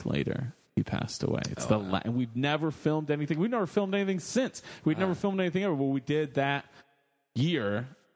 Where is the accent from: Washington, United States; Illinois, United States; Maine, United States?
Illinois, United States; Rochelle; moved away as an adult; also born or lived in Chicago, Illinois; born and raised in Rochelle, Illinois, the heartland, and then lived in Chicago for quite a while